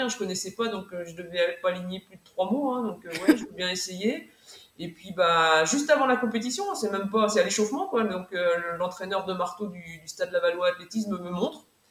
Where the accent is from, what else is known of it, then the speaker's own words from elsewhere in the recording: Mayenne, Pays de la Loire, France; moved away as an adult; also born or lived in Orne; j'ai demandé une mutation en septembre 2018 pour la Mayenne donc je suis revenue dans ma terre euh, dans ma terre natale